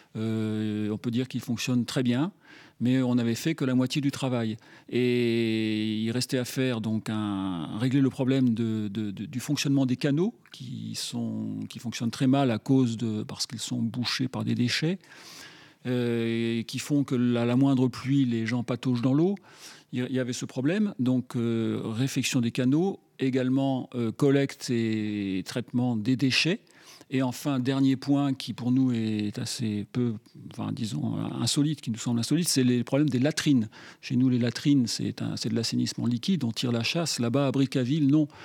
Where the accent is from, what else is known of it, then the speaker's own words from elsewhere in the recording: Grenoble, Auvergne-Rhône-Alpes, France; je suis grenoblois.